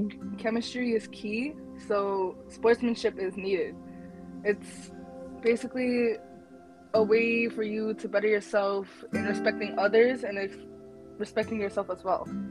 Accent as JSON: {"language": "English", "country": "Bangladesh", "said": "I'm from Bangladesh, and so Bengali people are really good at badminton"}